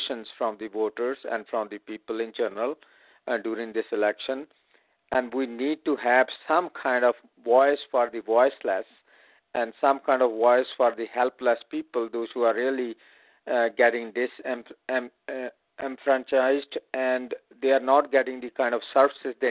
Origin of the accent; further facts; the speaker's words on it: India; moved away as an adult; also born or lived in Chandigarh; now in San Francisco, United States; I was born and raised in India